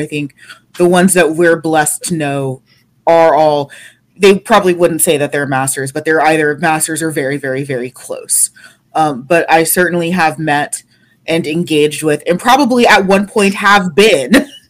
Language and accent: English; United States; as an American.